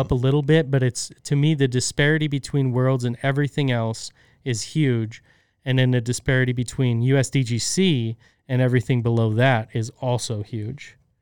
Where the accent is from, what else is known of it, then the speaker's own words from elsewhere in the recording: United States; We're American